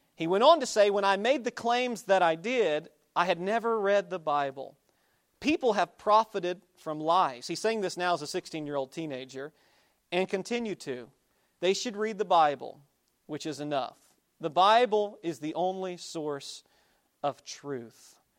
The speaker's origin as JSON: {"language": "English", "region": "Oklahoma", "country": "United States", "tie": "born or raised there", "moved": "yes", "said": "I grew up in Oklahoma."}